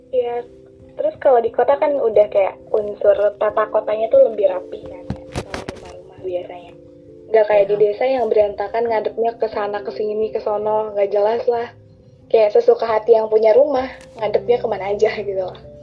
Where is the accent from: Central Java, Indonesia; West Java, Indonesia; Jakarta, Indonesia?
West Java, Indonesia; first language Sundanese; Indonesian is a second language; kita adalah orang-orang Sunda